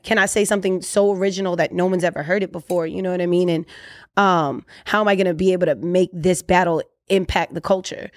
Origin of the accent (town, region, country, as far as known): Orlando, Florida, United States